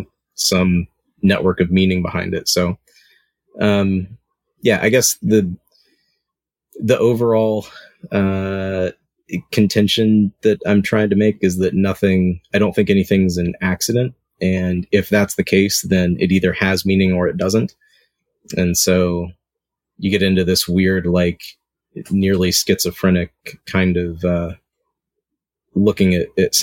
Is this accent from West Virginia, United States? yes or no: yes; Southern West Virginia, United States; moved away; I grew up in Southern West Virginia